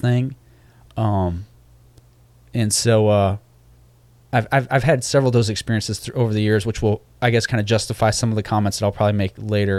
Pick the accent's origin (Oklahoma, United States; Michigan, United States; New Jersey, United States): Michigan, United States; also born or lived in Norfolk, Virginia; Like I was born in Norfolk, Virginia, and so we went to the Granby Street Church of Christ there. Of course, I don't remember that. And then we moved to Michigan again because that's where my dad's from